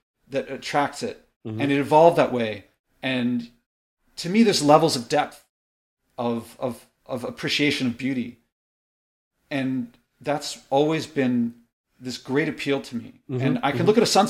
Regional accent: Philadelphia, Pennsylvania, United States; I was born in Philadelphia

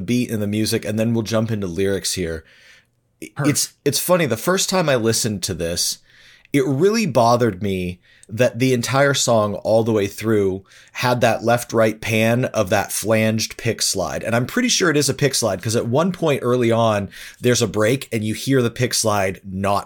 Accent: Detroit, Michigan, United States; where I grew up in Detroit

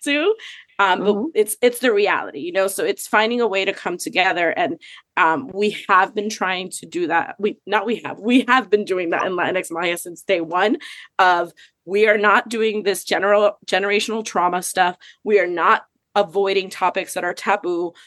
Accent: Miami, Florida, United States; also born or lived in Puerto Rico; I grew up in Miami too

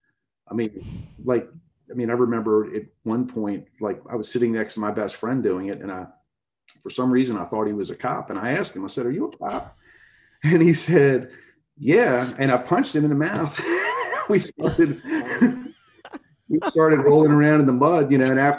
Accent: Baltimore, Maryland, United States; I grew up in Baltimore City in a blue collar neighborhood

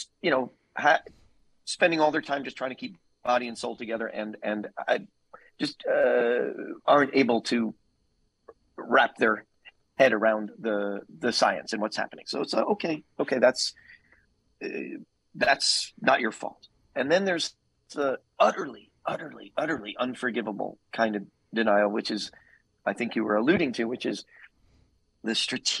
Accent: New York, United States; I'm from New York

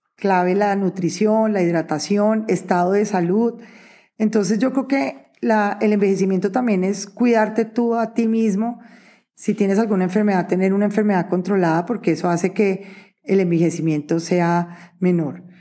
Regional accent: Neiva, Huila, Colombia; nací en Neiva Huila y hay que apoyar la tierrita

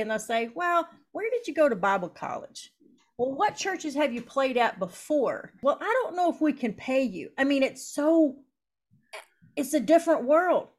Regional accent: Eastern Kentucky, United States; moved away as an adult; now in Wisconsin, United States; I'm from Eastern Kentucky. So Appalachian people are very hard and snappy

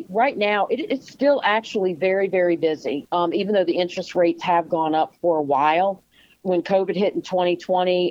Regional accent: United States; I've been born and bred in Chesterfield County, and having lived here all my life

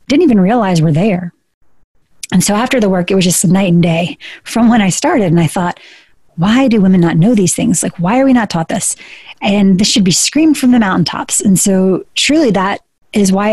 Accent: South Georgia, United States; I was born in Georgia. I was raised in South Georgia

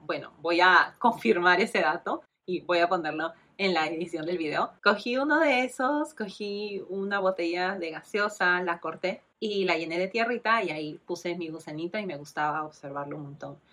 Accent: Lima, Peru; moved away as an adult; Yo soy de Perú, nací y crecí en Lima, Perú, en 1990

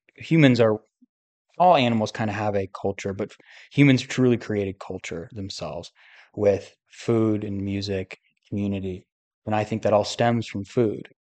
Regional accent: United States; I'm obviously an American

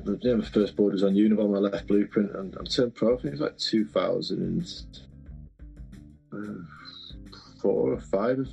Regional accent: Manchester, North West England, United Kingdom; also born or lived in Kingswinford, Black Country, West Midlands; my mum moved up, like I say, when I was about, I think it was about 7 or 8

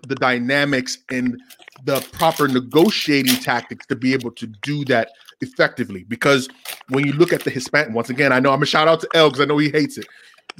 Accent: Nigeria; Yeah, you're from Cameroon and he's from Ghana and I'm from Nigeria, but it's that African continent and the imperialism that we faced that unifies us when we come to this country

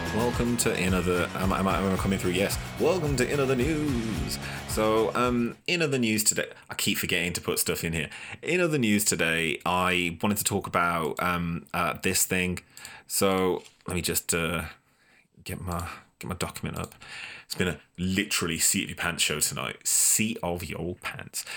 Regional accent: Boston, Massachusetts, United States; as the Bostonian

